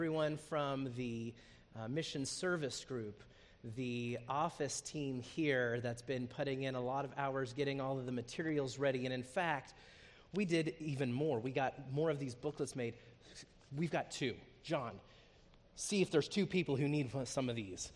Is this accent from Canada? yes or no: no; United States; moved away as an adult; also born or lived in Zambia; As Americans living overseas